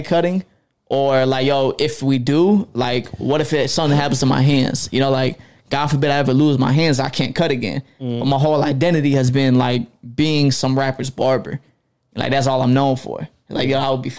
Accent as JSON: {"language": "English", "town": "Fayetteville", "region": "North Carolina", "country": "United States", "moved": "as an adult", "lives_now": "Atlanta, United States", "said": "I am from Fayetteville, North Carolina, but moved out to Atlanta about 3 years ago"}